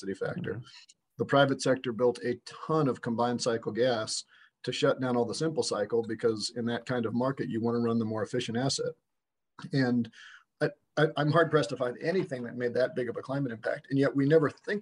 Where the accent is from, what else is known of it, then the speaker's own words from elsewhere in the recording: Westchester County, New York, United States; now in Illinois, United States; this is growing up in New York in the 80s